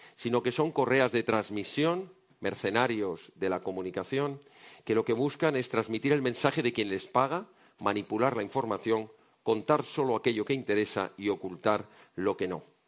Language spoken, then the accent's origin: Spanish; Spain; como españoles